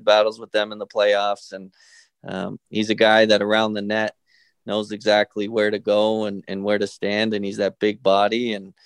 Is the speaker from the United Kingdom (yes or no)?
no; Canada; moved away as an adult; now in Tampa, United States; I'm Canadian